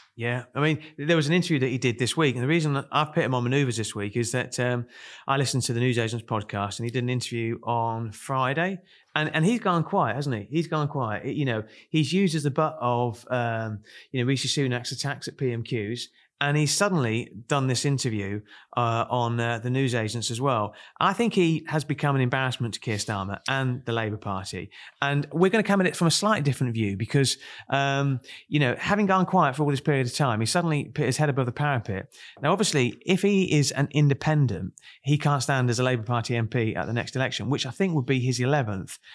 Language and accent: English; Kent, South East England, United Kingdom; now in Chorley, United Kingdom; I come from Kent